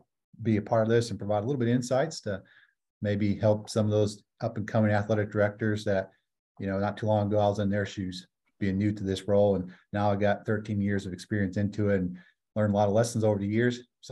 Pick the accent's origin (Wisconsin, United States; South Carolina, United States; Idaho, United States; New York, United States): Wisconsin, United States; Colby; I was born and raised in America's Dairyland, Wisconsin, right about the middle of the state in dairy farm country.